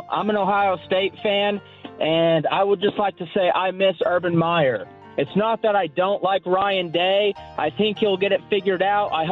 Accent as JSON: {"language": "English", "country": "Canada", "said": "I also wanted to say I'm being from Canada, watching these outdoor games with the snow and everything."}